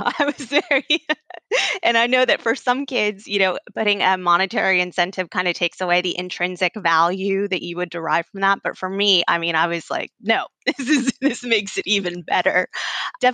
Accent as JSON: {"language": "English", "town": "Houston", "region": "Texas", "country": "United States", "tie": "born or raised there", "said": "I am born and raised in Houston, Texas, a product of public schools in Houston"}